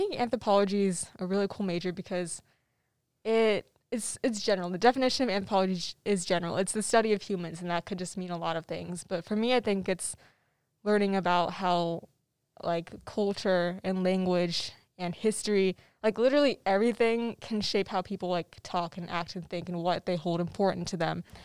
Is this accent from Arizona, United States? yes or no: yes; Tempe, Arizona, United States; I'm from Tempe, Arizona